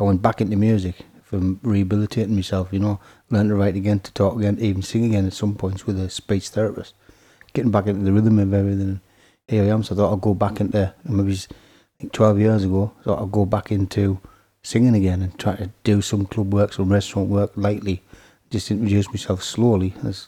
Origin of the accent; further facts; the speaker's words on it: Scotland, United Kingdom; now in Horden, United Kingdom; I lived in Horden 30 years now. Moved up from Scotland in the early 70s